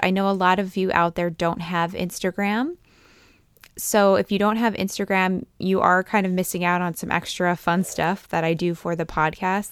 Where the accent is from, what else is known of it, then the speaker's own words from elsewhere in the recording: East Coast, United States; now in Fresno, United States; growing up in the East Coast